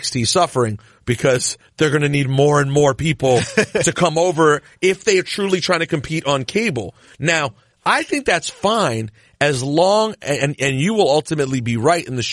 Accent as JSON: {"language": "English", "town": "Washington", "region": "District of Columbia", "country": "United States", "moved": "yes", "said": "now the place I am from has a team"}